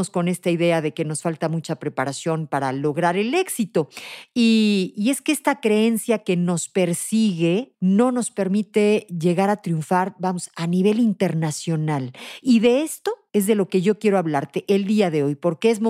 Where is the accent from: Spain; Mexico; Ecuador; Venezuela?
Mexico; nosotros como mexicanos